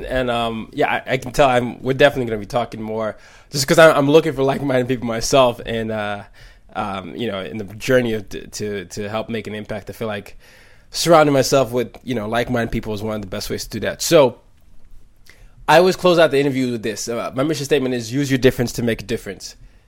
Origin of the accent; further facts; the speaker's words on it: Nigeria; English is a second language; I grew up in 5 countries, you know, I'm from Nigeria